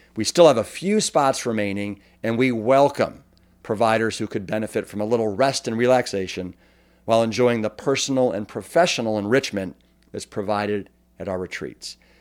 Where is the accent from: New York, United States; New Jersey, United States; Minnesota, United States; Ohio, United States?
Ohio, United States; Cleveland; moved away as an adult; also born or lived in Austin, Texas; I grew up in Cleveland